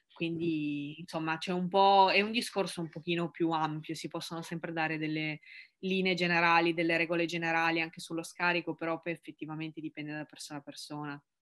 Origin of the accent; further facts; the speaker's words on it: Ivrea, Piedmont, Italy; moved away; also born or lived in Milan; Io non sono di Milano, ma sono di la ridente Ivrea in provincia di Torino